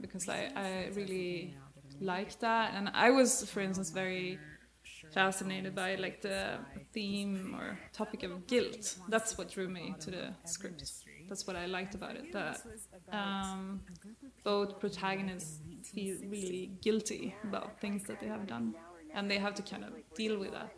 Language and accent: English; Sweden; I'm from Sweden.